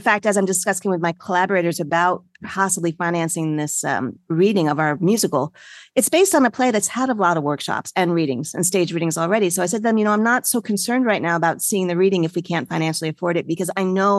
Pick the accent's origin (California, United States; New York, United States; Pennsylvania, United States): New York, United States; So I am a can-do person. I'm a New Yorker.